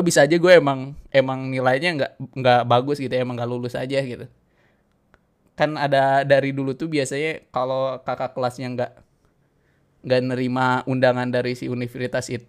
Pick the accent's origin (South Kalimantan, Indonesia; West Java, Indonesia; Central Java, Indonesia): West Java, Indonesia; Bandung; balik kampung gue ke Bandung gitu ya emang pada saat itu gue di Jawa tuh seneng nih gue ke Malang lah kayaknya di UB kayaknya aduh enak gitu ya suasananya sama kayak di kampung gue gitu kampung halaman di Bandung gitu ya